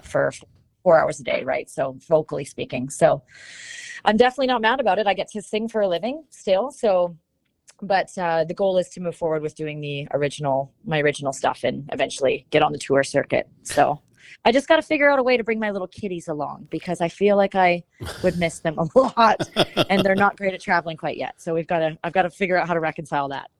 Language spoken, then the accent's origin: English; Shuswap Lakes, British Columbia, Canada; moved away as an adult; now in Nashville, United States; I grew up um, kind of right next door to wine country in Canada. It's like Canada's Beautiful. Napa Valley. Um, I grew up around that area, and uh, it's called the um, the Shuswap Lakes